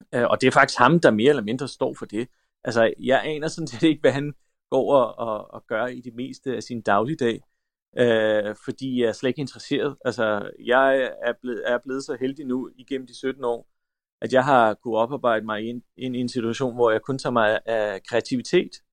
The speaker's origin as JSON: {"language": "Danish", "country": "Denmark", "tie": "born or raised there", "also_born_or_lived": "North Macedonia / France", "said": "kan jeg huske, at jeg sagde, nu skal vi hjem. Altså, at Danmark, det var ligesom et sted, vi var, øh, og jeg havde venner og sådan noget"}